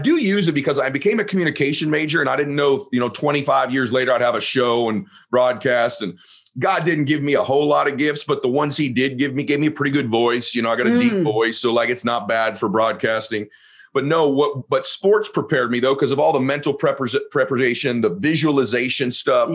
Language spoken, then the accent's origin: English; Southern California, United States; also born or lived in Boston; originally I'm from Boston, but I grew up in Southern Cal. I grew up in Southern California